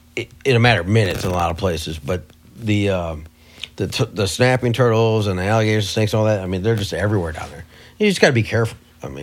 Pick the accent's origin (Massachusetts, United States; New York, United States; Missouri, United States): Missouri, United States; I'm from Missouri